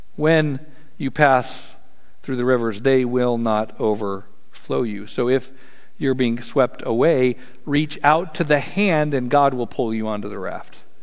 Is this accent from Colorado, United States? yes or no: yes; Colorado, United States; I'm from Colorado